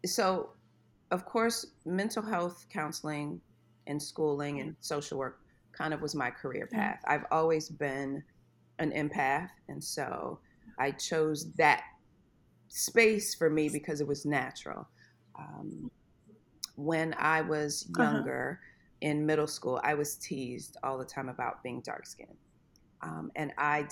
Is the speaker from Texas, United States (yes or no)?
yes; Corpus Christi, Texas, United States; moved away as an adult; also born or lived in Maryland/D.C. metro area / Ohio; now in Charlotte, United States; I was born and raised in Texas